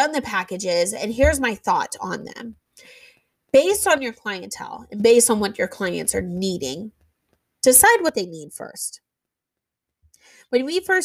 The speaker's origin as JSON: {"language": "English", "region": "Indiana", "country": "United States", "said": "we're from Indiana"}